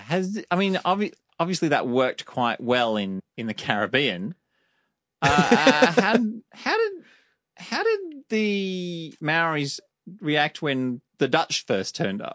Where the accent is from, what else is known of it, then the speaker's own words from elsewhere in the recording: Australia; I'm from Australia.